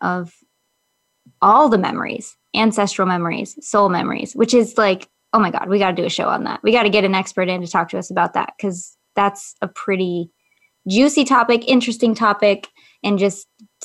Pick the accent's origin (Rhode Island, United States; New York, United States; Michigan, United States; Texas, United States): Michigan, United States; now in California, United States; I grew up in Michigan